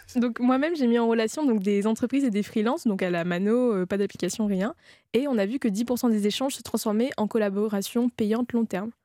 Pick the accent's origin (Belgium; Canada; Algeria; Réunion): Réunion; je viens de l'île de la Réunion